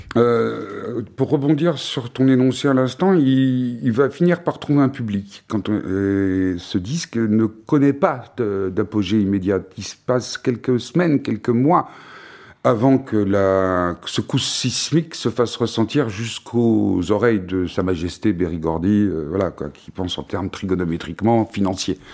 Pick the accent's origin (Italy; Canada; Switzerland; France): France; chez nous en France